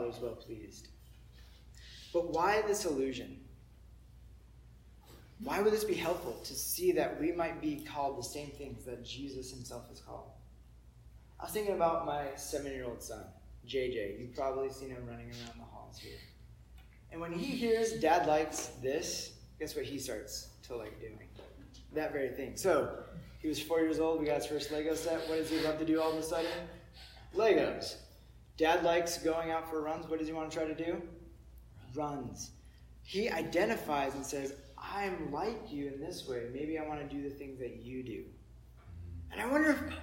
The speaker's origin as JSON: {"language": "English", "town": "San Diego", "region": "California", "country": "United States", "also_born_or_lived": "Orange City, Iowa", "moved": "as an adult", "said": "me from San Diego, I look like a surfer"}